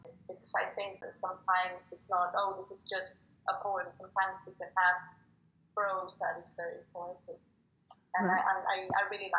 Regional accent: Dominican Republic; moved away as an adult; now in London, United Kingdom; I'm from Dominican Republic originally, but I have been living in London for 14 years now in the summer.

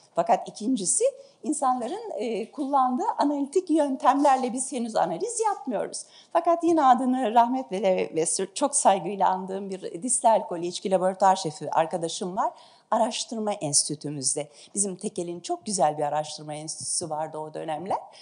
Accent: Istanbul, Turkey; also born or lived in Ankara; Ben İstanbulluyum

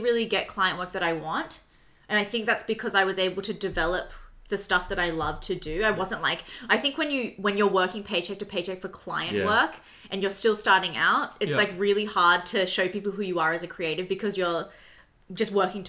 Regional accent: Sydney, New South Wales, Australia; I'm an illustrator from Sydney.

